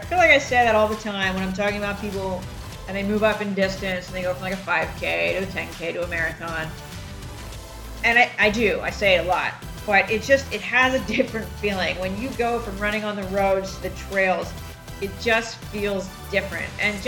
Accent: Delaware County, Pennsylvania, United States; now in Houston, United States; I grew up in Delaware County.

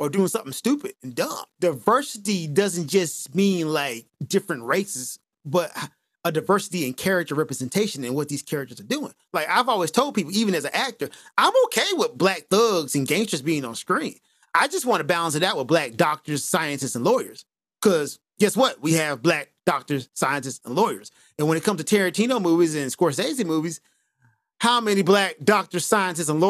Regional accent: United States; as a black guy growing up in America

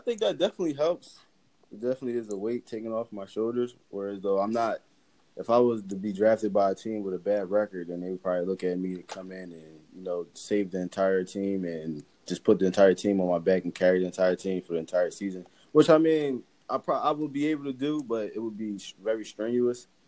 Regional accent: Philadelphia, Pennsylvania, United States; growing up in Philly

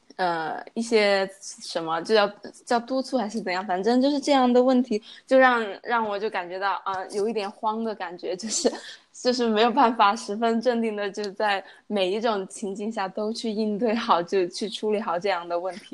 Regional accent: China; moved away as an adult; also born or lived in Chengdu; now in Chongqing, China; 小时候在乡下长大嘛，然后 呃，就跟着从初中、高中到上，因为我没有上过本科，然后是读的专科，然后就是基本上从小镇到县城再到，呃，成都，然后之后在成都，呃，有了第一份工，呃，大概工作了三年，是在一个外企当一个文员

